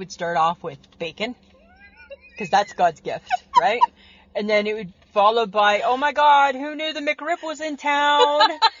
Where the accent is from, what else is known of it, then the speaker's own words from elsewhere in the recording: Barrie, Ontario, Canada; back where we grew up in Barrie, Ontario